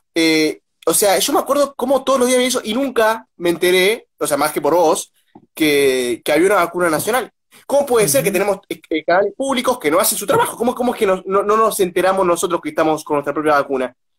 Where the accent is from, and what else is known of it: Argentina